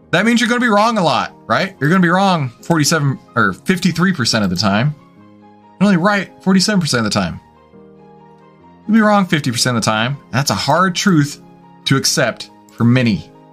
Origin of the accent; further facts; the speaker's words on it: Texas, United States; I'm from Texas